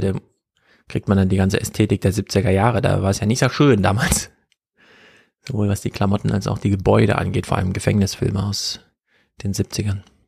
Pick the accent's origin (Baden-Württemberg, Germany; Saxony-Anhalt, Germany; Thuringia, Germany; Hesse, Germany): Thuringia, Germany; Jena; Wir kommen beide aus Thüringen. Ich ja aus dem urbanen Mega-Metropolenzentrum Jena